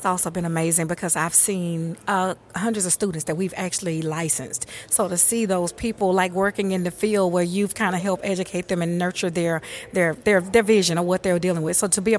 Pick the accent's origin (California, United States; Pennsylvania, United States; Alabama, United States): Alabama, United States; Mobile; I'm from Mobile, Alabama.